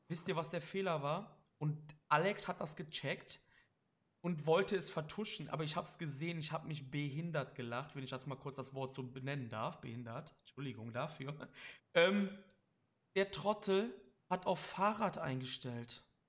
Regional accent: Cologne, North Rhine-Westphalia, Germany; Ich bin aus Köln

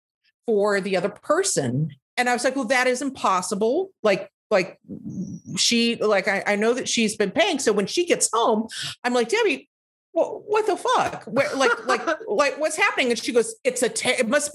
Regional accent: Lubbock, Texas, United States; moved away as an adult; also born or lived in New York; my hometown, from Lubbock, Texas

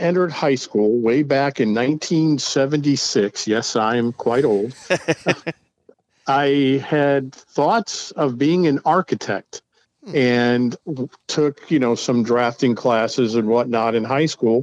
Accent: Binghamton, New York, United States; moved away as an adult; also born or lived in Dayton area, Ohio; now in Dayton, United States; I'm from the beautiful upstate New York community of Binghamton, New York

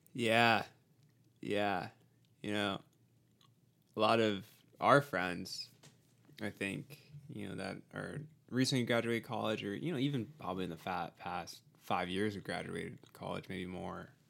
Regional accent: near Sacramento, Northern California, United States; also born or lived in Arizona; I grew up in California because that's where I went to middle school and high school

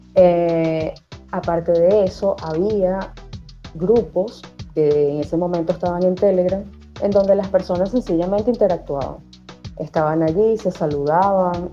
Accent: Venezuela; accent: Venezuelan; Universidad Central de Venezuela, mi país natal y en el que aún todavía vivo

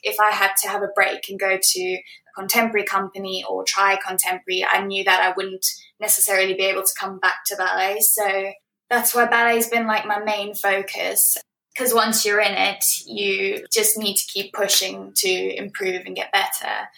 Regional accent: Johannesburg, Gauteng, South Africa; also born or lived in Bloemfontein, South Africa / Cape Town, South Africa; now in United Kingdom; I was born in 1994 in Bloemfontein, South Africa, and I grew up in Johannesburg where my entire family lived.

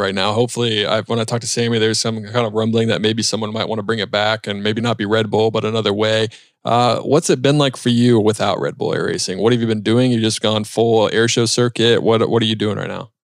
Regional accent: Charlotte, North Carolina, United States; I grew up in South Charlotte, flew out of Monroe Airport

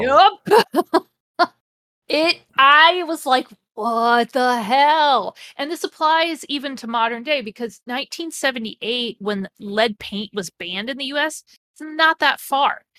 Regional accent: Mansfield, Ohio, United States; I grew up near Mansfield, Ohio

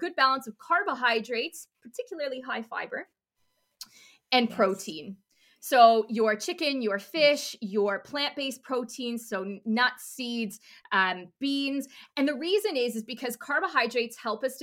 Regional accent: Canada; now in United Kingdom; I'm Canadian

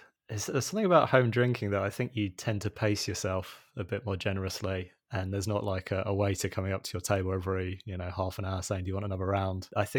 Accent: London, United Kingdom; Yeah, I'm from South London.

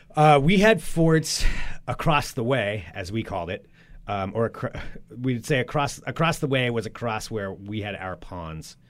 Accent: Monmouth, Oregon, United States; moved away; We grew up, for anybody who doesn't know, Monmouth Independence, it's like one town split down the middle, and then Zoe and I lived outside of town of that, like out in the country

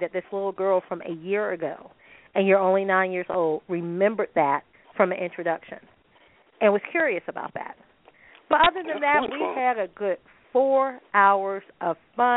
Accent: United States; as a American

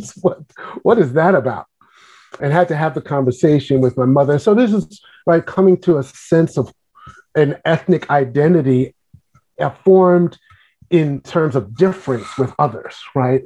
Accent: New York City, New York, United States; now in Washington, D.C., United States; I am a native New Yorker. I grew up in Brooklyn, New York

